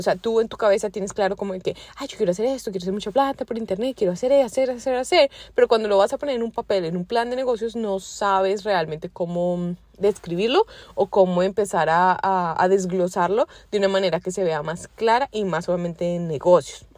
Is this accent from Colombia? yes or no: yes; Colombia; now in United States; sabes que soy colombiana, pero yo vivo en Estados Unidos